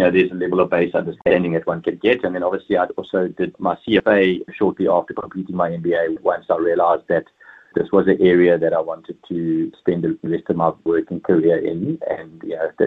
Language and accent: English; Port Elizabeth, Eastern Cape, South Africa; moved away as an adult; now in Cape Town, South Africa; I grew up, I was born and raised in Port Elizabeth in the Eastern Cape.